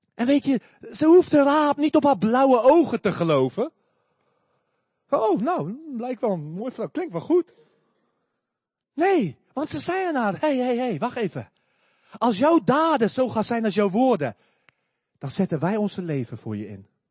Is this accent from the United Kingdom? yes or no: no; South Africa; moved away; ik kom uit Zuid-Afrika.